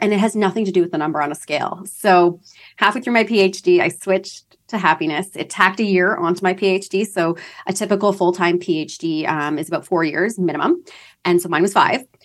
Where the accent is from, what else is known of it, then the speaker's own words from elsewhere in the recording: London, Ontario, Canada; moved away as an adult; now in Toronto, Canada; I'm from London, Ontario, Canada.